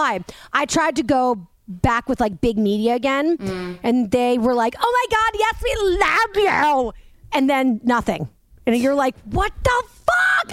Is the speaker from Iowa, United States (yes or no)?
no; Boston, Massachusetts, United States; now in Jersey City, United States; I'm a Boston girl